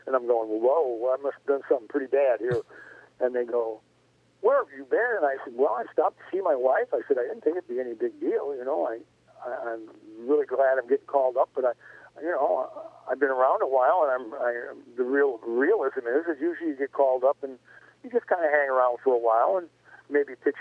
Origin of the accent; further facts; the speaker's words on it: near the Chicago area, Illinois, United States; moved away; we were both born and raised near the Chicago area